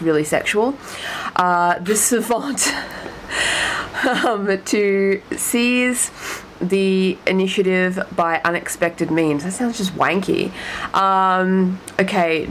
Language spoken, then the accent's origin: English; Australia; I am an Australian